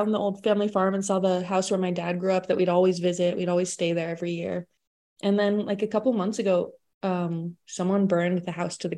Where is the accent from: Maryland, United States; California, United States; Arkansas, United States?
California, United States; Silicon Valley; moved away; where I grew up in Silicon Valley